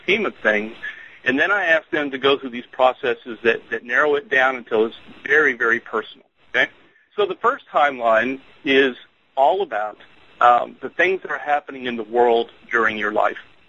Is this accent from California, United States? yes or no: no; Houston, Texas, United States; I grew up in Houston, Texas